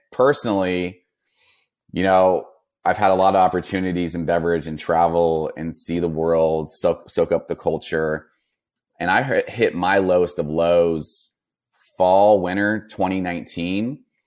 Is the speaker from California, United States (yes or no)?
yes; Napa, California, United States; I grew up in Northern California by Napa Valley, um, old Napa area